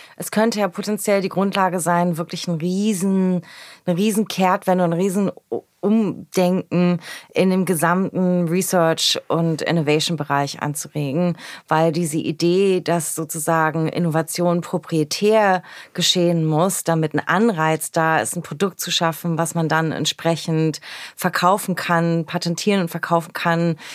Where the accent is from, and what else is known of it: Berlin, Germany; born or raised there